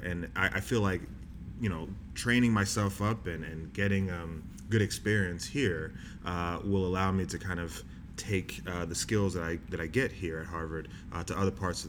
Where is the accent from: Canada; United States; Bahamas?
Bahamas; because my parents are in the South. I'm from the Bahamas. I played ball in the South.